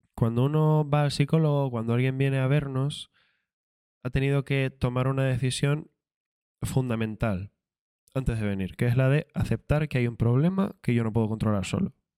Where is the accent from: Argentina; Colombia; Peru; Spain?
Spain; Canary Islands; Soy canario